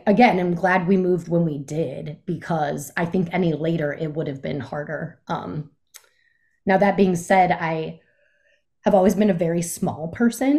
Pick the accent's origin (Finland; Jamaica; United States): United States; Aurora, Colorado; born or raised there; moved away; also born or lived in Chicago, Illinois / Jackson Hole, Wyoming